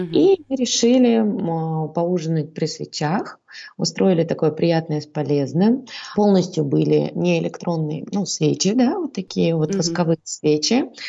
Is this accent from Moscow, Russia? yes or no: no; Saint Petersburg, Russia; moved away as an adult; now in Astana, Kazakhstan; Сама я родилась в Ленинграде.